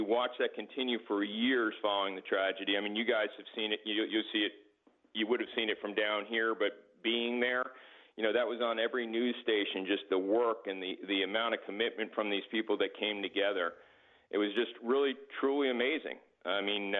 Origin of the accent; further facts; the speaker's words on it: Summit, New Jersey, United States; also born or lived in Chatham, New Jersey; from my hometown, which was Summit, New Jersey